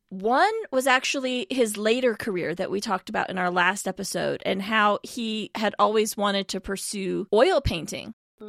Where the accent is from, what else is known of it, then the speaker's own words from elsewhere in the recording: California, United States; I'm a … too.